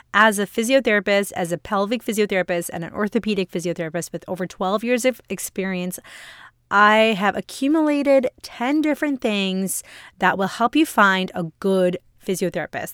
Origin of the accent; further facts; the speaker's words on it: India; now in Canada; I'm an Indian woman, I'm an immigrant